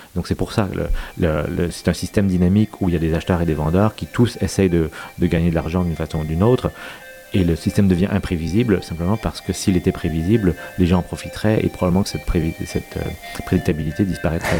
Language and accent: French; Quebec, Canada; moved away as an adult; also born or lived in United States / Rome, Italy; now in Paris, France; même si je suis québécois d'avoir grandi, j'ai aussi euh, de, la famille en Belgique